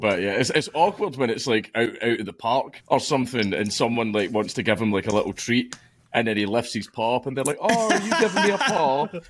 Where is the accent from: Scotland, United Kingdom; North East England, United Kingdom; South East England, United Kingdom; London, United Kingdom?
Scotland, United Kingdom; I'm Scottish.